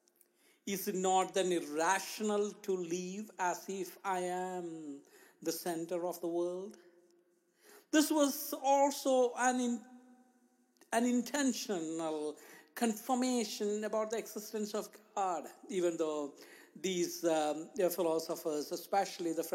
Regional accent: India; moved away; Growing up in India, I lived and shared the only room that I had for many years with two of my siblings and my parents

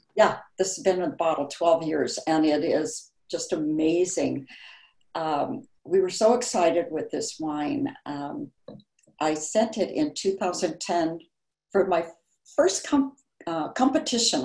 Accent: Chicago, Illinois, United States; moved away as an adult; also born or lived in Barrington, Illinois; now in Napa Valley, United States; I was born and raised in Chicago, uh, but as an older child, we moved out to the suburbs, and I went to Barrington High School

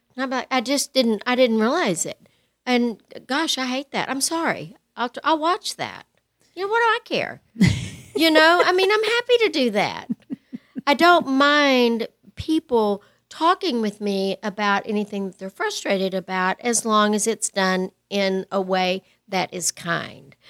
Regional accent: West Texas, United States; I grew up in West Texas

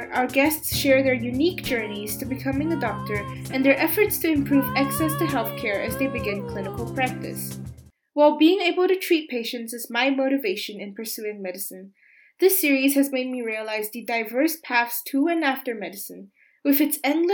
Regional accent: Singapore; now in Germany; As a Singaporean living in Germany, having studied in both Singapore's public school system and an international school here

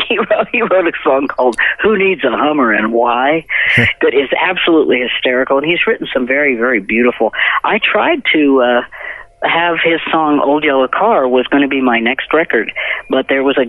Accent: Bloomsburg, Pennsylvania, United States; now in Nashville, United States; I was born in Pennsylvania, in Bloomsburg, Pennsylvania

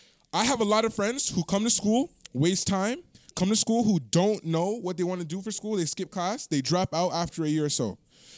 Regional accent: Toronto, Ontario, Canada; You said we try to make it out the hood and I am from Toronto, bro.

